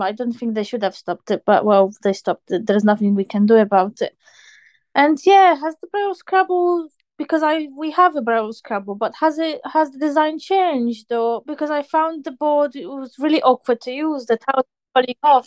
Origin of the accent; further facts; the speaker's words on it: Poland; moved away; I'm originally from Poland